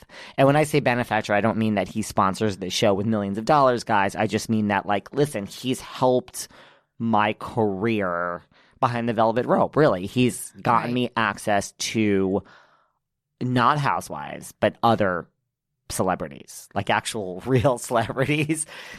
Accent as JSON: {"language": "English", "region": "New York", "country": "United States", "said": "I am such a New Yorker"}